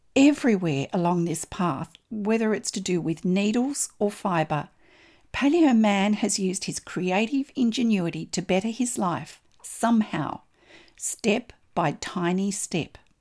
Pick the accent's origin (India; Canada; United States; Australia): Australia; I'm an Australian textile artist